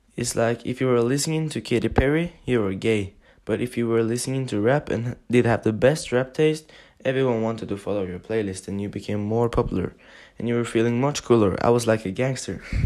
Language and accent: English; Oslo, Norway; we're two boys from Oslo in Norway